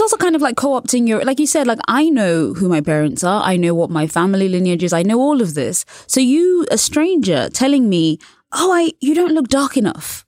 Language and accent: English; England, United Kingdom; I was born and raised in England, and also I'm a journalist.